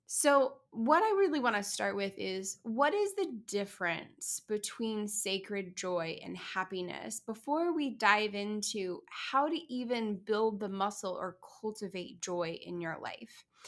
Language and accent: English; Kansas City, Missouri, United States; my hometown of Kansas City